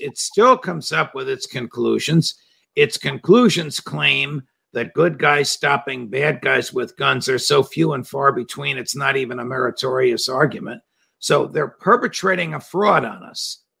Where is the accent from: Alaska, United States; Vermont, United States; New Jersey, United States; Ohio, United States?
New Jersey, United States; My home state of New Jersey